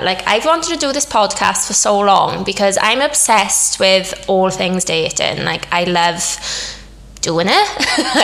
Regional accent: Wales, United Kingdom; moved away as an adult; also born or lived in London; I'm Welsh obviously, but I've been living in London for 6 years now, but over lockdown obviously everything closed, so I moved back to Wales

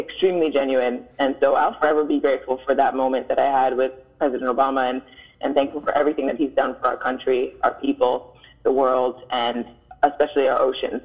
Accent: Miami, Florida, United States; I was born and raised in Miami

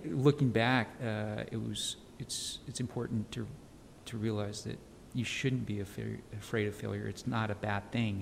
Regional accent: El Paso, Texas, United States; moved away as an adult; also born or lived in San Francisco / New York City; now in Dallas, United States; I grew up in El Paso

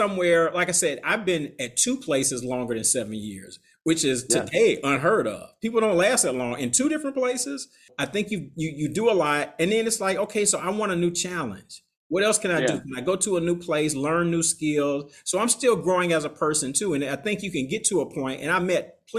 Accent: Atlanta, Georgia, United States; moved away as an adult; now in New Orleans, United States; I'm from Atlanta

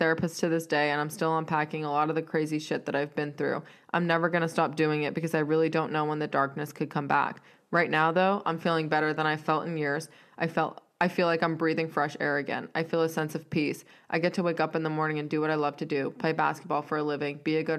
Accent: Raleigh, North Carolina, United States; from a skinny little kid growing up in Section 8 in Raleigh to the number one pick

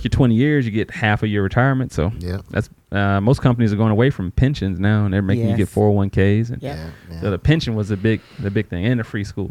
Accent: Shreveport, Louisiana, United States; moved away; growing up in Shreveport.

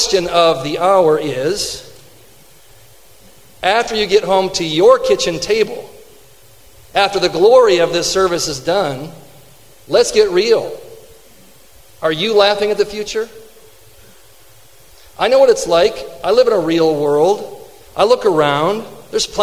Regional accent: Fenton, Michigan, United States; I grew up in Fenton.

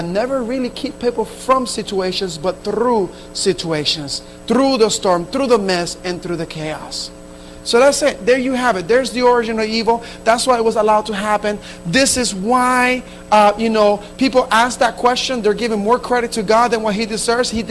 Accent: Camden, New Jersey, United States; the Spanish church that I grew up in Camden, New Jersey

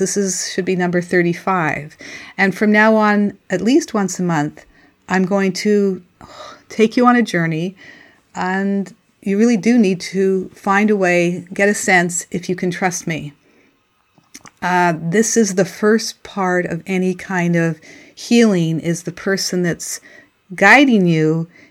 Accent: Montreal, Quebec, Canada; moved away; also born or lived in Cape Breton Island; I grew up in Montreal

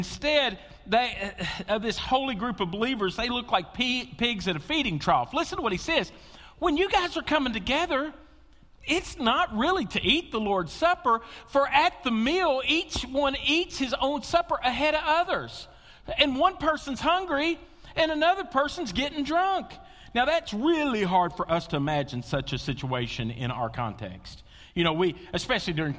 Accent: Western Kentucky, United States; I grew up in Western Kentucky

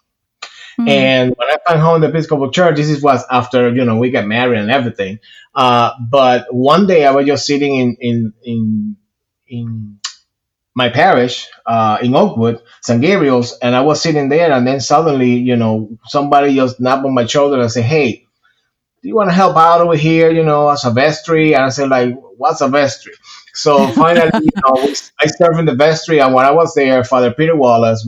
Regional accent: Puerto Rico; moved away as an adult; now in Georgia, United States; I am originally from Puerto Rico. I was born and raised there. I moved to the state when I was 21 years old

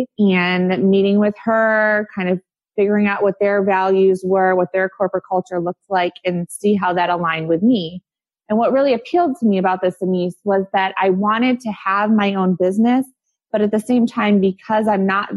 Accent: Kalamazoo, Michigan, United States; moved away as an adult; now in Bradenton, United States; I am originally from Michigan. I grew up in the Kalamazoo area, went to high school there

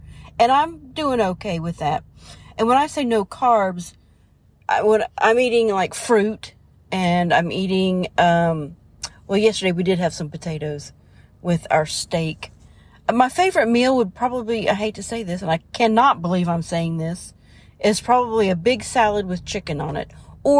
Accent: Ohio, United States; moved away as an adult; also born or lived in Orlando; I grew up in Southern Ohio, and then I moved to Florida for a short little while in Orlando, then moved back to Ohio and graduated from Southern Ohio from there. And then I joined the Navy and moved all over.

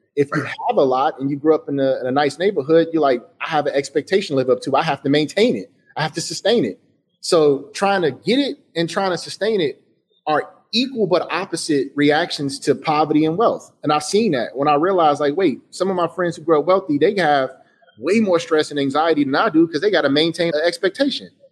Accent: Chicago, Illinois, United States; I say I'm from Chicago

